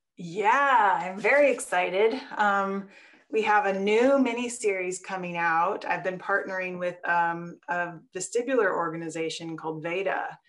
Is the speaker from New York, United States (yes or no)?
no; Wisconsin, United States; also born or lived in Colorado; now in Portland, United States; I grew up in Wisconsin, so I'm a little bit of that farm girl